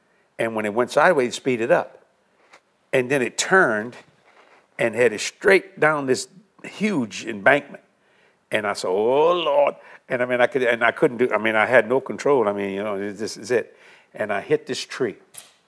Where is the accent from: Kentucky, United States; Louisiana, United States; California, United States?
Louisiana, United States; South; we're from South Louisiana